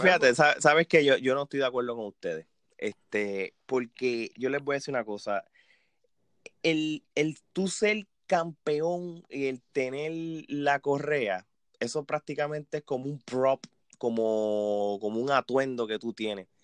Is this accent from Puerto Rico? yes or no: yes; Puerto Rico; yo como puertorriqueño